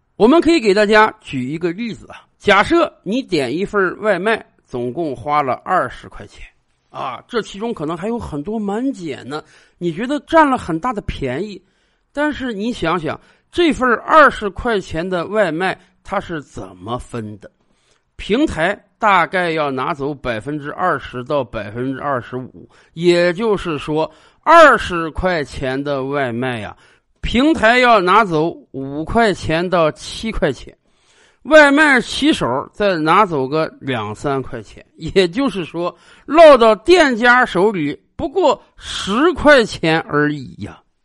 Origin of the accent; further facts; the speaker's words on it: China; 我们中国人